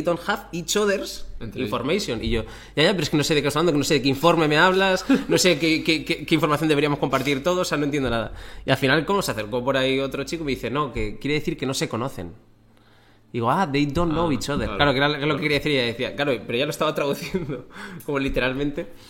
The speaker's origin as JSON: {"language": "Spanish", "town": "Torrevieja", "region": "Valencian Community", "country": "Spain", "tie": "born or raised there", "also_born_or_lived": "Bilbao, Basque Country, Spain", "moved": "as an adult", "said": "yo nací en Bilbao, pero los, cuando tenía ocho años, mi familia se mudó a Torrevieja"}